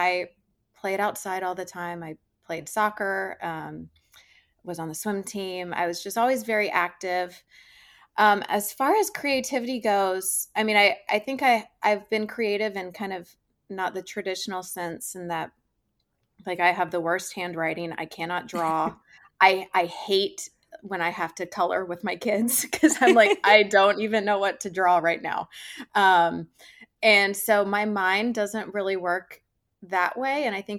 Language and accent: English; Georgia, United States; So anyway, I grew up in Georgia. I was very outdoorsy, but I was an incredibly big girly girl.